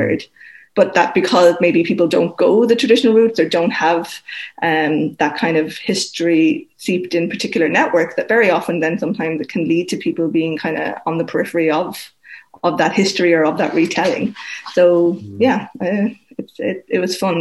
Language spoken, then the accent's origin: English; County Wexford, Leinster, Ireland; I'm from County Wexford, and um, my parents are there